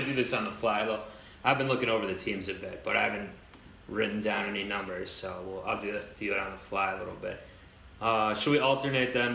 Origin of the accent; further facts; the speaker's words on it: Cleveland, Ohio, United States; now in New York, United States; my hometown, like where I'm from, is Cleveland, obviously, but I've lived out here in New York